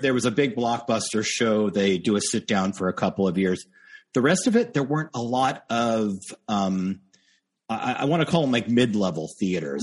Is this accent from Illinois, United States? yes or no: no; Los Angeles, California, United States; moved away as an adult; now in New York, United States; my husband and I were both born in Los Angeles. We moved out to New York about, I think it was like five, six years ago